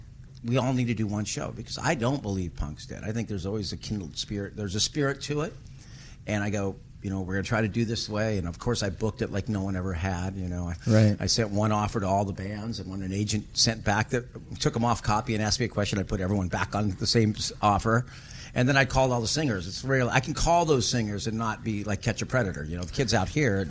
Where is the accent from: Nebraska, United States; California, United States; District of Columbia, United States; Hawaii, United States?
California, United States; the music that I grew up on in California